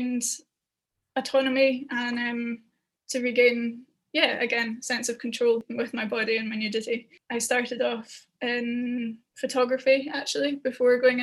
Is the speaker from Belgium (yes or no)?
no; Scotland, United Kingdom; I'm Scottish